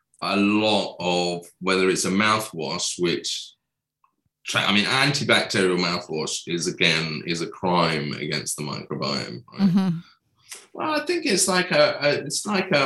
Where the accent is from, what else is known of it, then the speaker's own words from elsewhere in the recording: England, United Kingdom; I'm English